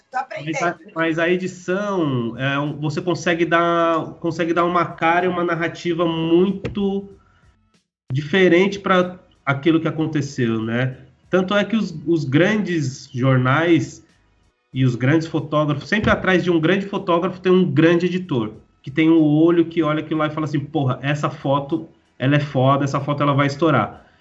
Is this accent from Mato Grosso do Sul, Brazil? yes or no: no; Guarulhos, São Paulo, Brazil; saí da minha quebrada, sozinho, né? É, saí, saí dali de, de Guarulhos, do Jardim Reis, da favela do 12. Foi o primeiro momento da minha vida, com 17 anos, que eu saí